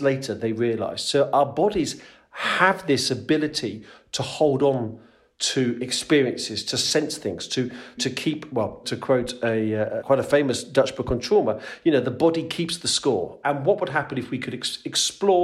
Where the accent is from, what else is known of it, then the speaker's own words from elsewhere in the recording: London, United Kingdom; moved away as an adult; also born or lived in Netherlands; now in Utrecht, Netherlands; I'm originally from London in the UK, but escaped about 18 years ago and now live over here in the Netherlands